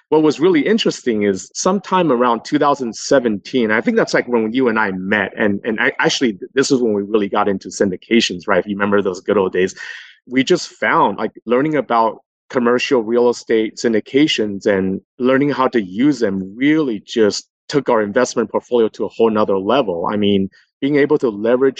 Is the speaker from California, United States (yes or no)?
yes; Los Angeles, California, United States; also born or lived in New York City; I came back home to my hometown and worked for a fairly large investment management company, a fund manager in Los Angeles for another 7 years